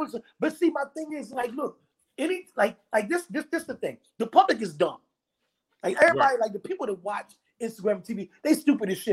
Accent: Philadelphia, Pennsylvania, United States; I'm from North Philadelphia.

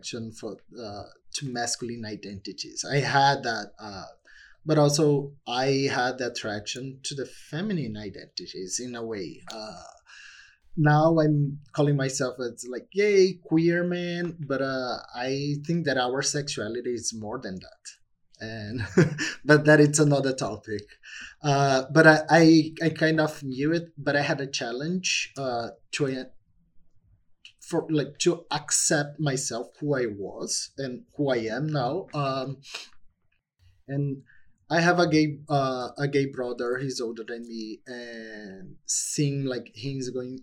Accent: Brazil; English is a second language; moved away; growing up in Brazil

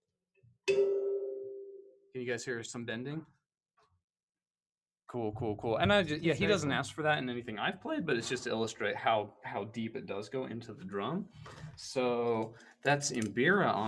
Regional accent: Utah, United States; moved away; also born or lived in West Virginia; growing up in Utah

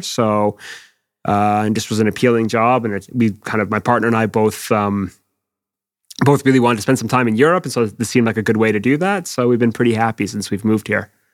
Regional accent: Quebec, Canada; moved away as an adult; now in United Kingdom; in where I was, Quebec

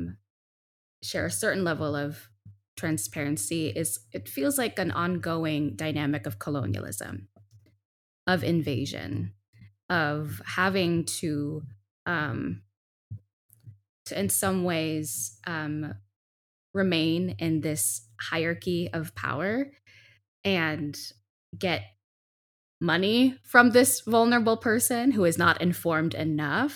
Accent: Philippines; I'm a Filipina. I come from these particularities

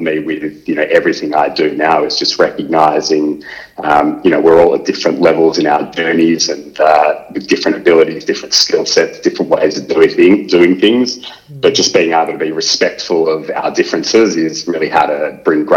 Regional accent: Melbourne, Victoria, Australia; I grew up in Melbourne

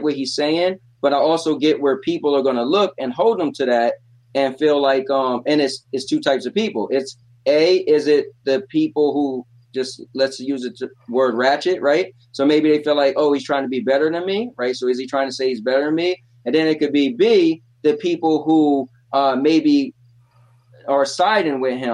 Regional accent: Trenton, New Jersey, United States; growing up in Trenton

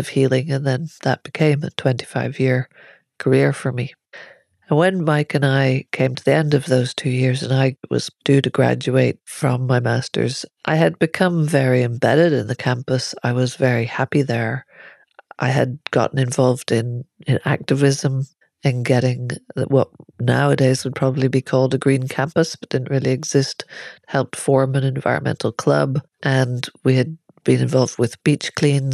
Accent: Ireland; moved away as an adult; I'm Irish

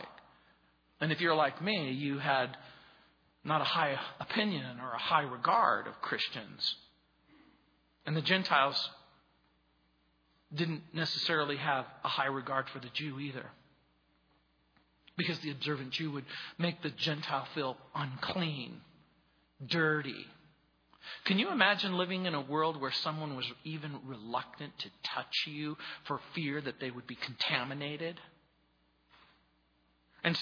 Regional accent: United States; born or raised there

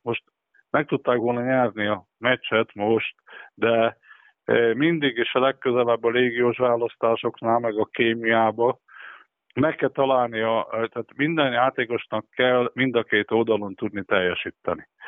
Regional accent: Körmend, Vas, Hungary; born or raised there

